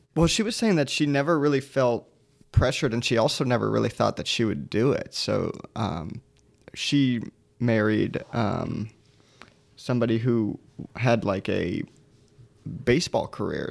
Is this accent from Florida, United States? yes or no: yes; Sarasota, Florida, United States; now in Orlando, United States; I grew up in Sarasota